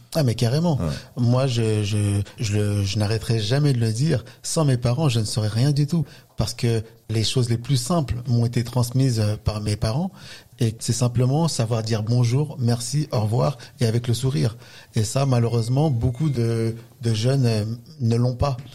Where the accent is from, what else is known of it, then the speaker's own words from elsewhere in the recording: La Courneuve, Île-de-France, France; j'ai grandi dans un quartier euh, en Seine-Saint-Denis